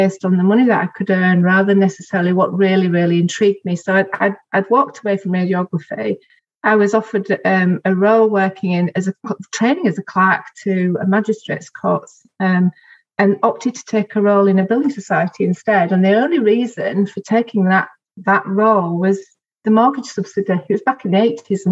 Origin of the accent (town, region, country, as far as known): Bradford/Bingley, Yorkshire and the Humber, United Kingdom